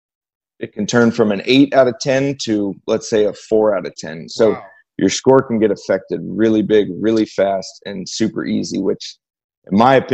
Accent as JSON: {"language": "English", "town": "Bloomington", "region": "Indiana", "country": "United States", "tie": "born or raised there", "said": "Bloomington, my hometown"}